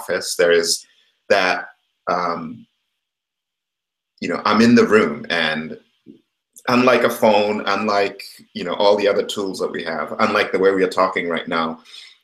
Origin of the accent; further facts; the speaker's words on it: Kenya; moved away; I grew up in Kenya